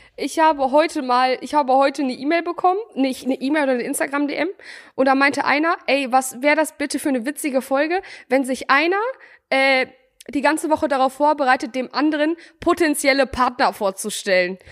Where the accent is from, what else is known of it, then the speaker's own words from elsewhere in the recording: Bielefeld, North Rhine-Westphalia, Germany; bei uns in Bielefeld